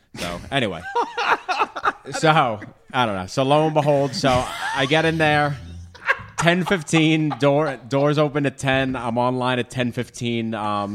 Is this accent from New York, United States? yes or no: yes; Massapequa Park, New York, United States; I grew up in Massapequa Park